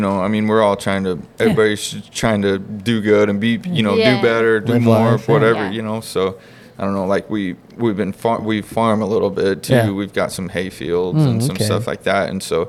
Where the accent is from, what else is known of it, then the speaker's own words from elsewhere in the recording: Vail, Colorado, United States; growing up in Vail, like I kind of grew up in that environment, so like it just feels like home to me, you know.